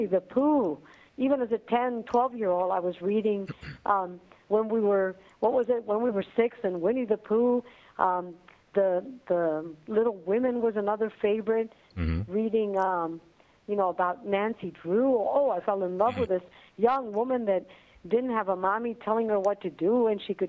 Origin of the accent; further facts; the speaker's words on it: Dominican Republic; English is a second language; now in United States; growing up in the Dominican Republic